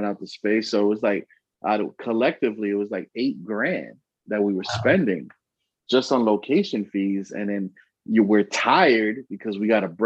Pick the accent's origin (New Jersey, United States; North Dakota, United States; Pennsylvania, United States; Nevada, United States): Pennsylvania, United States; Allentown; also born or lived in Bronx, New York; I was born in the Bronx, but if people tell me who made me, it was Allentown